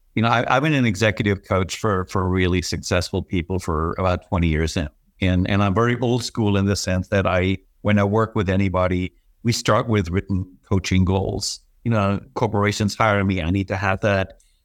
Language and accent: English; Germany; also born or lived in Manhattan; now in Florida, United States; I was raised in Germany